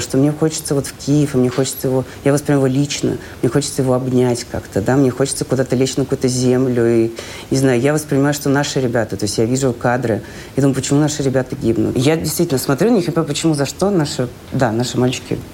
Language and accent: Russian; Russia; moved away as an adult; also born or lived in Ukraine; now in Israel; я из России